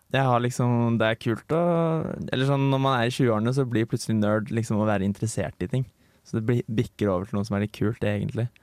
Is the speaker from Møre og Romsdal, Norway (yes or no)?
no; Bærum, Akershus, Norway; moved away as an adult; now in Trondheim, Norway; Jeg er fra Lommedalen. En liten plass